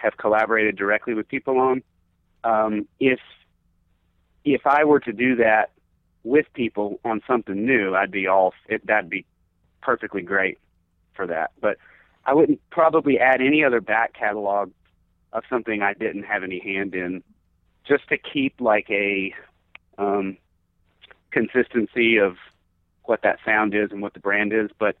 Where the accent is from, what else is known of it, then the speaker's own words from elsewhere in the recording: Georgia, United States; moved away; I'm from Georgia originally, and so like Atlanta's like the home team. It's like I haven't lived there in a really long time